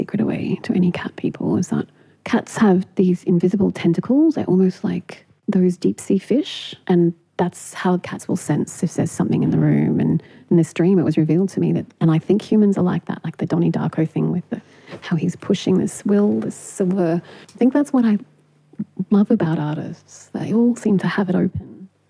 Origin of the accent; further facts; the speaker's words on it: Punjab, Pakistan; born there; I was born in Pakistan, and my mother is a white Aussie. She went swimming in the river in Punjab